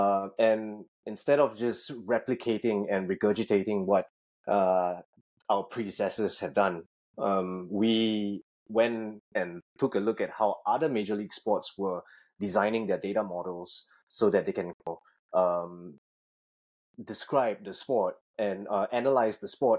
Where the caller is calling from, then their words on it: Singapore; Currently at home in Singapore, so I'm taking this call 12 hours ahead of you.